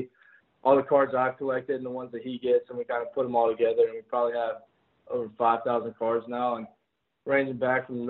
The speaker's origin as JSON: {"language": "English", "region": "North Carolina", "country": "United States", "tie": "born or raised there", "said": "I grew up in North Carolina, so it's like Southern Baptist."}